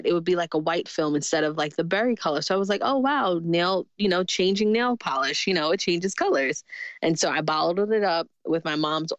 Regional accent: New York City, New York, United States; I grew up in Jamaica, Queens, New York

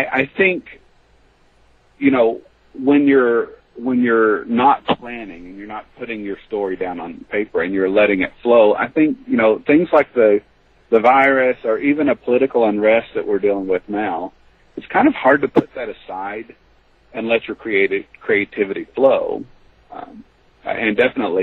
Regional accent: the South, United States; I grew up in the South

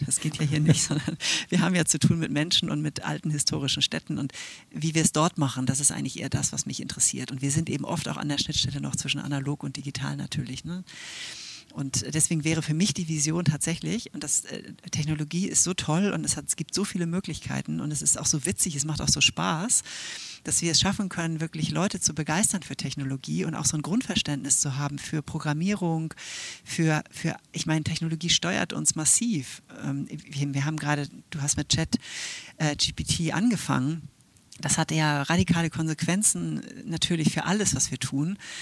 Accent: Switzerland; now in Hamburg, Germany; ich bin ja Schweizerin

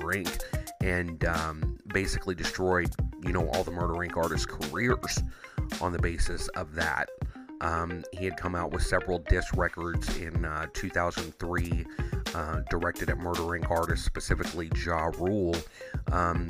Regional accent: Midwest, United States; I'm from the Midwest

